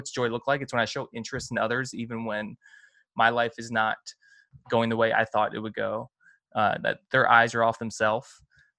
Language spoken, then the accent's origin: English; the North, United States; as opposed to us Northerners.